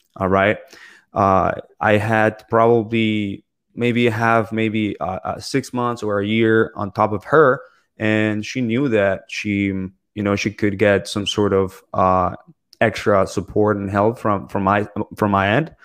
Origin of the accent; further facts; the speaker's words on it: Bogota, Colombia; also born or lived in Toronto, Canada / Ottawa, Canada / Michigan, United States; now in South Florida, United States; I was born in Bogota, Colombia. I currently live in South Florida